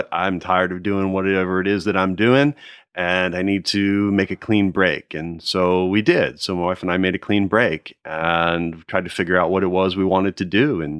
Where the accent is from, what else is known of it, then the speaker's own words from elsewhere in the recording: outside Philadelphia, New Jersey, United States; also born or lived in Nashville, Tennessee / Connecticut; But then we moved to New Jersey where he started practice, and that's where I grew up and went through high